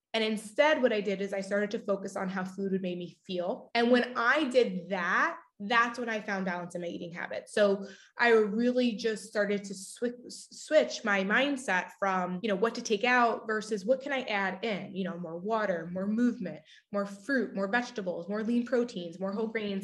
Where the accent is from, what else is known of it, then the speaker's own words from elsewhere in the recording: Long Island, New York, United States; I grew up on Long Island